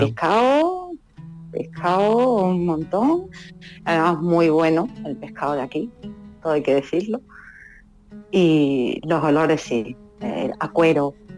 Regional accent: Málaga, Andalusia, Spain; moved away as an adult; now in Casablanca, Morocco; yo me crié en Málaga, centro, y soy de ciudad

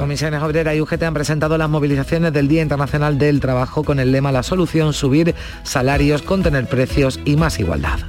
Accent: El Puerto de Santa María, Andalusia, Spain; moved away; he llegado al puerto de Santa María, mi ciudad natal, después de 50 años de ausencia y 40 de destierro

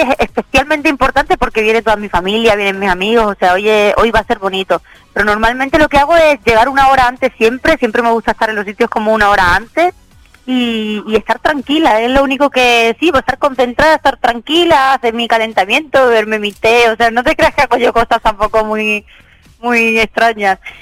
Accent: Málaga, Andalusia, Spain; Tocamos hoy en la Plaza de Toros de Málaga, en mi tierra

